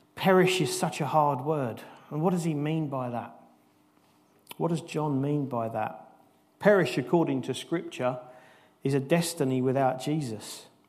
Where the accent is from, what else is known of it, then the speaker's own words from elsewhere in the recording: United Kingdom; as British people, we're not used to that kind of passion